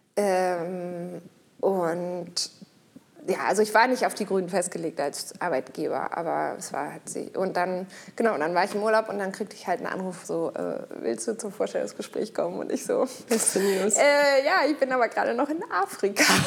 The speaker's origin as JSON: {"language": "German", "region": "Hamburg", "country": "Germany", "said": "ich komme zwar aus Hamburg"}